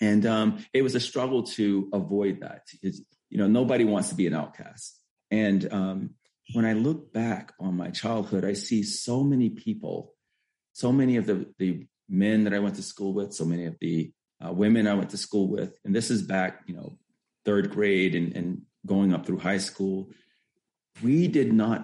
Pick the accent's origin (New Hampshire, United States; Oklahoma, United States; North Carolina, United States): North Carolina, United States; Elizabeth City; moved away as an adult; also born or lived in Massachusetts; grew up in Elizabeth City, North Carolina